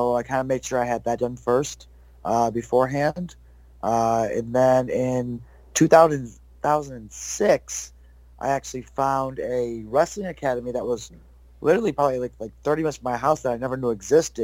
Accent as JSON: {"language": "English", "town": "Syracuse", "region": "New York", "country": "United States", "tie": "born or raised there", "also_born_or_lived": "Florida", "moved": "yes", "said": "I grew up in Syracuse, New York"}